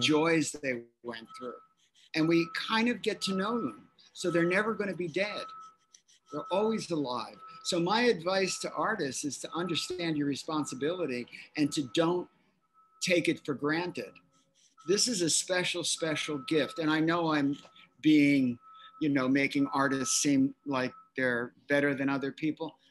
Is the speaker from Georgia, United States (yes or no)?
no; Philadelphia, Pennsylvania, United States; moved away; I'm from Philly